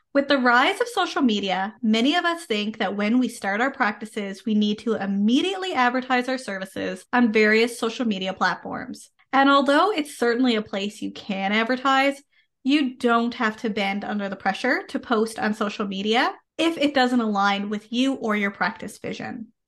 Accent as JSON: {"language": "English", "country": "Canada", "said": "I am a Canadian social worker"}